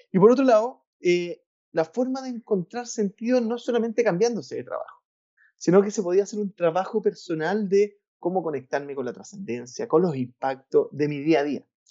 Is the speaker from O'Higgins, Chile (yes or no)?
no; Valparaíso, Chile; yo soy de Valparaíso, Valparaíso es una ciudad en Chile que es cercana a, Santiago